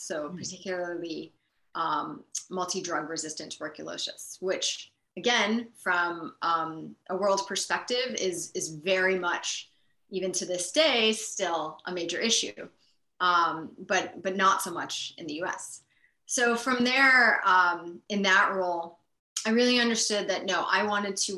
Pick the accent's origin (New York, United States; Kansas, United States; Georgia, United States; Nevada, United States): New York, United States; Buffalo; moved away as an adult; also born or lived in Hong Kong; I grew up in Buffalo and so spent, you know, the first part of my life there